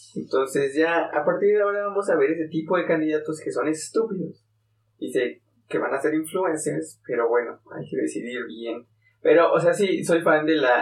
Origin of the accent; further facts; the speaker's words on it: Toluca, State of Mexico, Mexico; mi ciudad natal, lo que viene siendo Toluquita la Villa